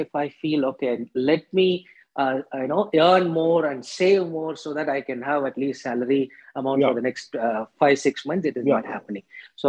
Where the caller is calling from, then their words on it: Bangalore, Karnataka, India; I'm calling you from Bangalore.